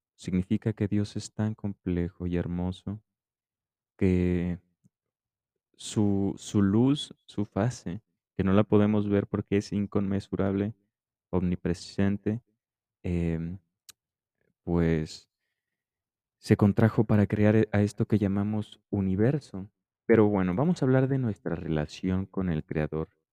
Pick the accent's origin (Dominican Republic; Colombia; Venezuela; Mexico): Mexico; yo crecí en México